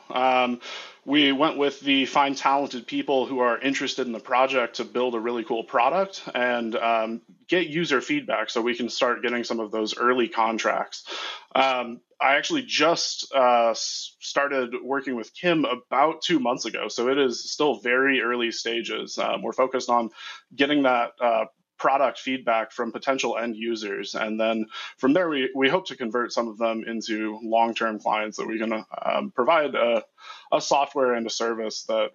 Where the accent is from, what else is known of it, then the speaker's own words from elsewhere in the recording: Midwest, United States; I am from the Midwest